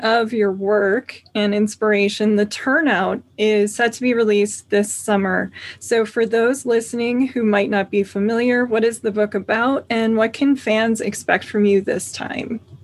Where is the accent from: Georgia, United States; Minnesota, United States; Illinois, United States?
Minnesota, United States; Minneapolis; moved away; I'm from the Minneapolis area, actually, so suburbs there